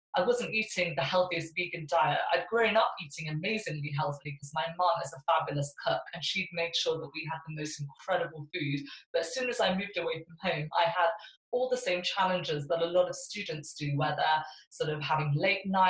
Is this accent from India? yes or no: yes; South India, India; I was weaned on fish as a baby in South India, where I was born. I was born in India